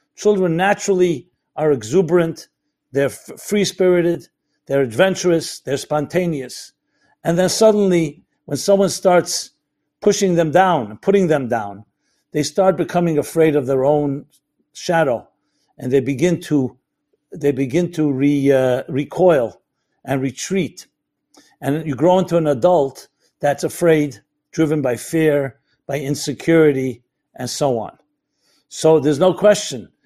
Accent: United States; I'm an American boy

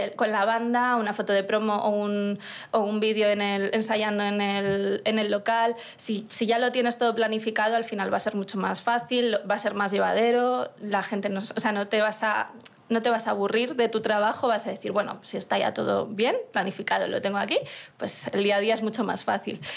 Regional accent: Burgos, Castile and León, Spain; yo soy de Burgos, de una ciudad pequeña en la que no había muchos conciertos

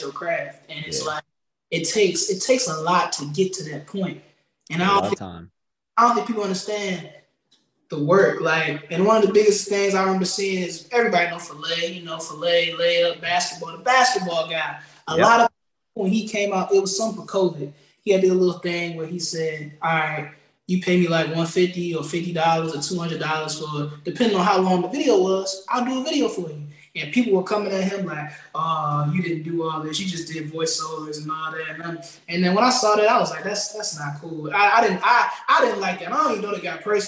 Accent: Prince Edward County, Virginia, United States; a middle school teacher in my hometown at Prince Edward County High School

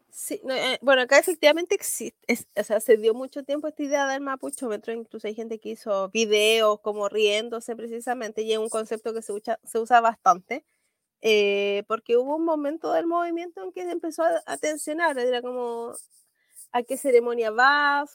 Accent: Santiago, Santiago Metropolitan Region, Chile; yo nací en Santiago porque mi abuelo tuvo que emigrar porque no había tierras

